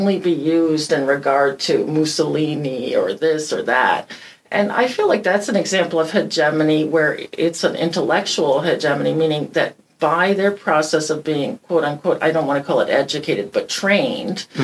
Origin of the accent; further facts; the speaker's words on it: Detroit, Michigan, United States; I grew up in Detroit where the plants closed.